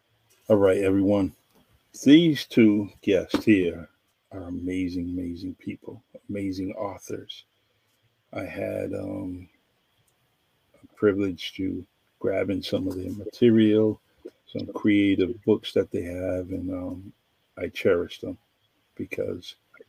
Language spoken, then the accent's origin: English; Northeast, United States; accent: Northeastern; My Northeastern accent